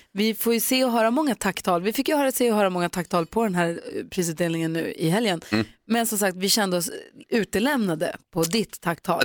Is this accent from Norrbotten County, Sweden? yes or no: no; Växjö, Kronoberg County, Sweden; Jag är ju född i Växjö.